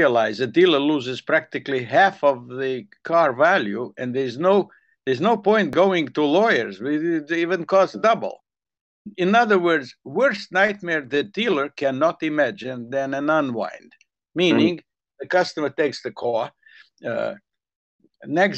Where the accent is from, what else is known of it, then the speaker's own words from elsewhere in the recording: Zakarpattia Oblast, Ukraine; first language Hungarian; English is a second language; moved away as an adult; also born or lived in Los Angeles, United States; now in Santa Monica, United States; my mother tongue, Hungarian.